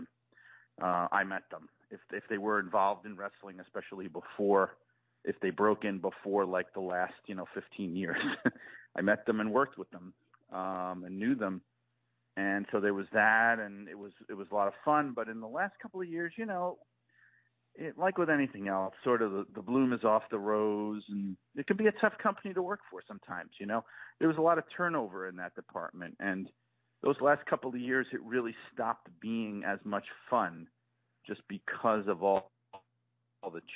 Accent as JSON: {"language": "English", "region": "Northeast", "country": "United States", "tie": "born or raised there", "said": "I grew up in the Northeast"}